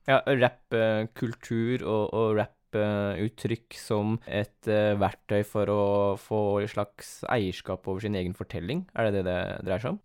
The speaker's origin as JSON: {"language": "Norwegian", "town": "Askim", "region": "Østfold", "country": "Norway", "tie": "born or raised there", "also_born_or_lived": "South Korea", "said": "jeg er oppvokst i Askim, eller kommer fra Askim"}